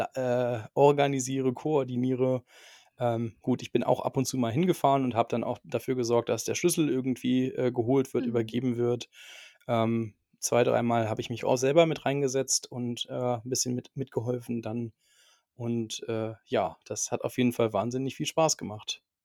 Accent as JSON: {"language": "German", "area": "near Cologne", "region": "North Rhine-Westphalia", "country": "Germany", "moved": "as an adult", "lives_now": "Minden, Germany", "said": "ich komme ursprünglich aus der Nähe von Köln"}